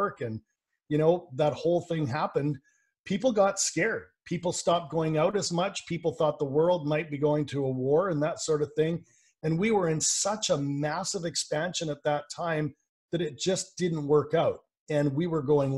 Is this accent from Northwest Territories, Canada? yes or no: no; Vancouver, British Columbia, Canada; I'm from Vancouver, British Columbia, Canada, so I'm Canadian.